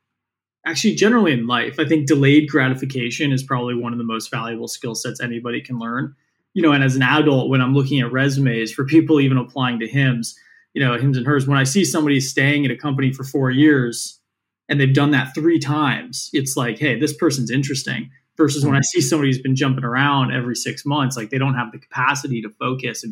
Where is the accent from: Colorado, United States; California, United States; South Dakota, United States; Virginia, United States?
California, United States; San Francisco; I grew up in San Francisco